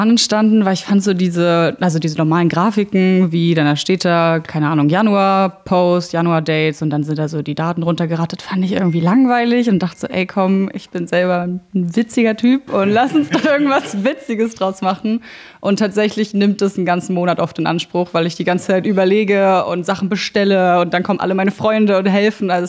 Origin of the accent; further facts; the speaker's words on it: Berlin, Germany; also born or lived in Brandenburg; ich bin in Berlin geboren, das ist richtig, in Tempelhof und dann aber äh, nach Brandenburg gezogen, Rand Berlin, meine Eltern Haus gebaut und ganz süß mit Garten.